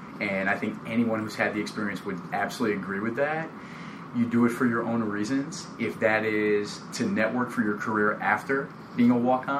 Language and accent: English; New Jersey, United States; in New Jersey, where I'm originally from